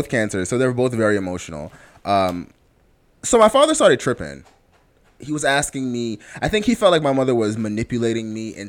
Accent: Jamaica; I'm Jamaican to the core, whereas my aunts used to beat me when I was little.

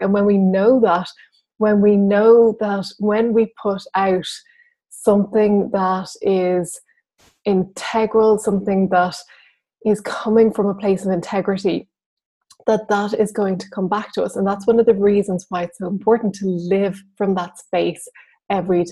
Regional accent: Ireland; I'm Irish

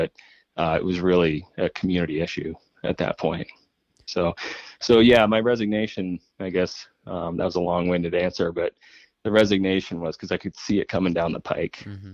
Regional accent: East Coast, United States; now in Lake Tahoe, United States; I grew up on the East Coast

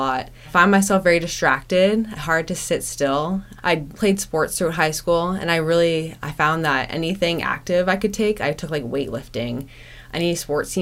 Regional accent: Whitby, Ontario, Canada; I grew up in Whitby, Ontario.

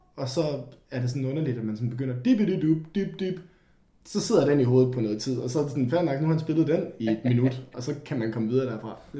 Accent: Denmark; vi er fra Danmark

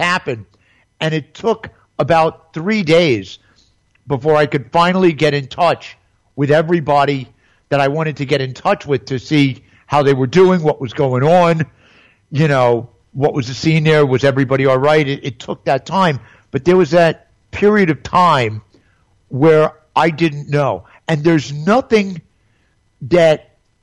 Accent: New York City, New York, United States; moved away as an adult; also born or lived in Upper West Side / Lake Havasu, Arizona; now in Pompano Beach, United States; from New York City, from my hometown

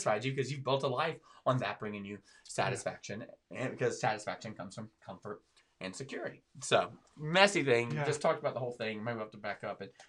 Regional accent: the South, United States; I'm from the South

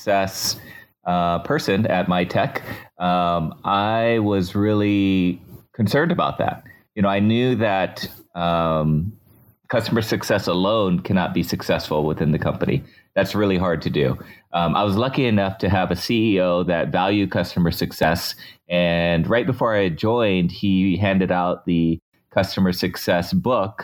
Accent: San Diego, California, United States; I moved on to MyTech Systems in San Diego, my hometown.

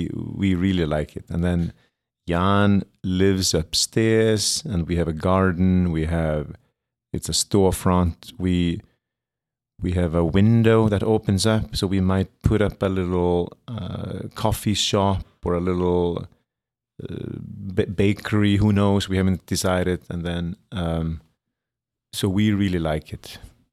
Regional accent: Iceland; moved away as an adult; now in New York City, United States; born and raised in Iceland, studied design in Iceland, and then I came here, studied for 3 years

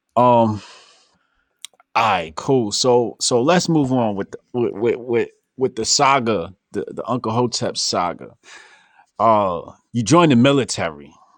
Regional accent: New Jersey, United States; I grew up in Jersey.

